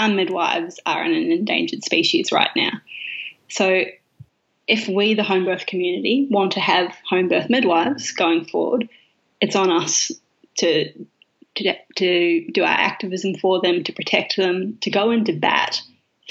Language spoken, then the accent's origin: English; New Zealand; now in Australia; I'm a New Zealander